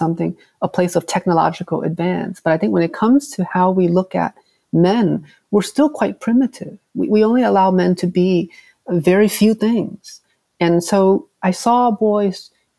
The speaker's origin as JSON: {"language": "English", "town": "Hartford", "region": "Connecticut", "country": "United States", "tie": "born or raised there", "said": "growing up in New England, working class, home of the Patriots, you know, the Whalers"}